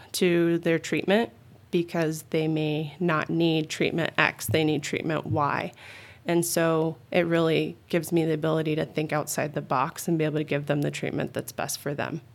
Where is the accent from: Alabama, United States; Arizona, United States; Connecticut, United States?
Arizona, United States; Phoenix; also born or lived in Tucson; I'm originally an Arizona girl. I was born and raised in the Phoenix area and then moved to Tucson, um, back in middle school